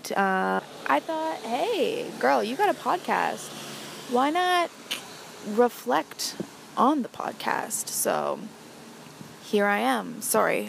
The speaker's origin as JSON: {"language": "English", "town": "Orillia", "region": "Ontario", "country": "Canada", "tie": "born or raised there", "said": "my hometown, Orillia, Ontario."}